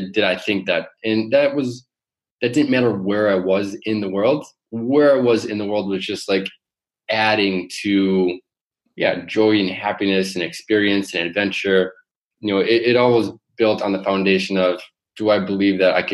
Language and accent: English; Michigan, United States; moved away as an adult; also born or lived in New York / Silicon Valley / Las Vegas; now in Amsterdam, Netherlands; where I grew up in Michigan.